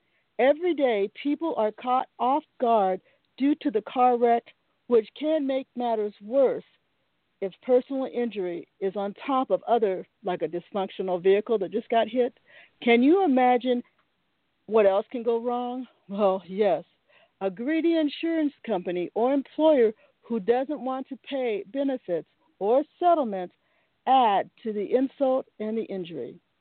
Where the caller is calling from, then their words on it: Seattle, Washington, United States; I'm calling you from Seattle, Washington, USA.